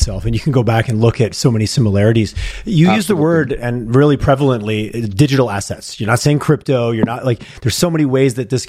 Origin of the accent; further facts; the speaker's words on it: Montreal, Quebec, Canada; now in Western Canada; I grew up in Montreal and the damp and the wet in the winter is a different thing than here out west for sure.